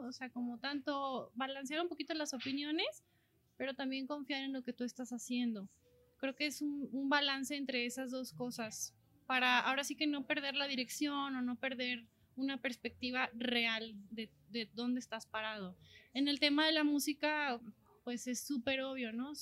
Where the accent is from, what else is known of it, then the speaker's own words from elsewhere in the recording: Mexico; jamás había salido de, de México